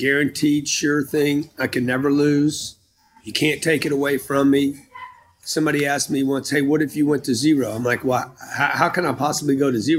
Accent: United States; I'm an American

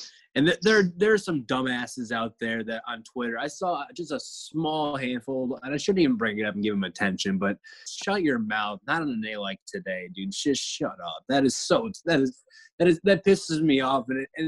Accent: Indiana, United States; moved away; the same thing that I did back in Indiana

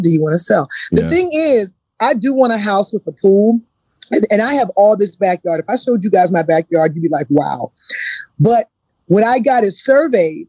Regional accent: the South, United States; growing up in the South, you know, I grew up real traditional Black Southern

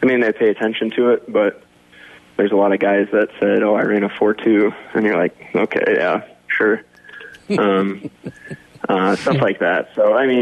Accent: Sioux Center, Iowa, United States; I grew up in Sioux Center the whole time

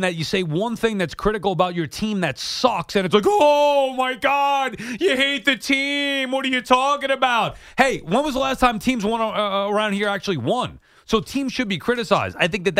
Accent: Long Island, New York, United States; I'm from Long Island

